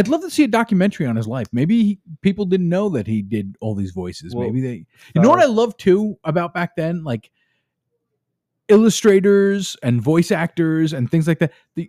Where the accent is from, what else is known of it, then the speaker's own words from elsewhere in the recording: New York City, New York, United States; accent: Brooklyn; my Brooklyn accent.